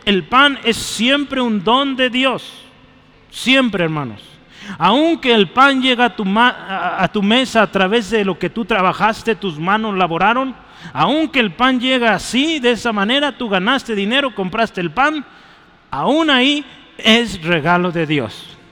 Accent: Mexico; soy mexicano

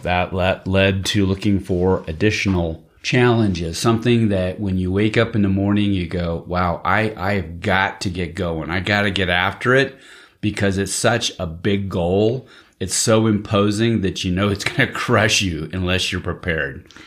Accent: Central Valley of California, United States; growing up in the Central Valley of California

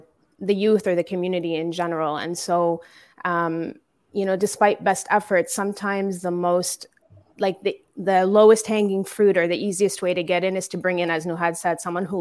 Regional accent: Canada; growing up here in Canada

